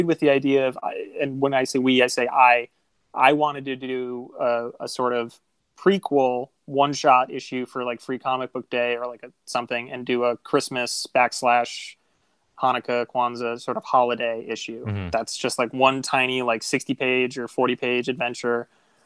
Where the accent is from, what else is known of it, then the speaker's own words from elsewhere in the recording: Buffalo, New York, United States; the thing that kids used to do where I grew up, because everybody in Buffalo loves hockey